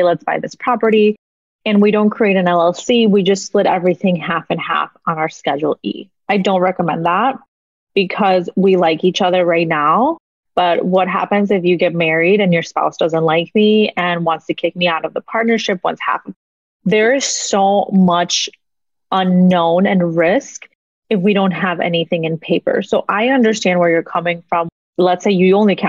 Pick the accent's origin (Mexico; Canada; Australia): Mexico; now in United States; I was born in Mexico, born and raised in Mexico